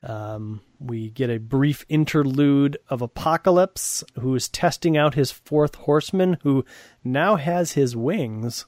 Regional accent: Wisconsin, United States; I grew up in Wisconsin, and there's a town called Kenosha, which is okay. south of us

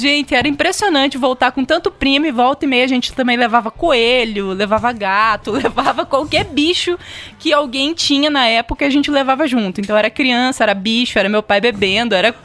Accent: Mundo Novo, Mato Grosso do Sul, Brazil; eu nasci em Mundo Novo, né? Na cidade ali que justamente é onde tem a balsa.

